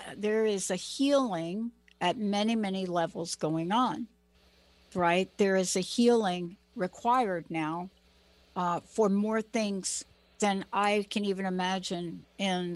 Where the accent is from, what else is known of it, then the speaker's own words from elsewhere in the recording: East Coast, United States; I'm from the East Coast